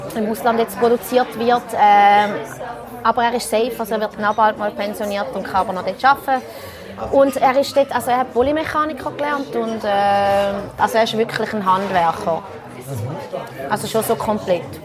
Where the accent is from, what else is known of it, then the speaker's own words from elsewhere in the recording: Switzerland; meiner Heimat, also Riechlingen, ist ein Ort, wo also einem fast die Augen schmelzen, so schön ist es. Also ich bin 20 Meter vom Rhein aufgewachsen